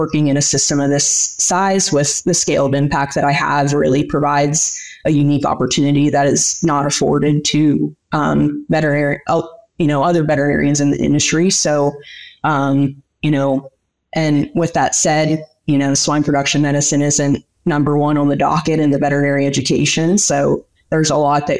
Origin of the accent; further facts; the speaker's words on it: Pennsylvania, United States; moved away as an adult; also born or lived in Diamond, Oklahoma; now in Oklahoma, United States; I was born and raised in Pennsylvania, equidistant to State College in Harrisburg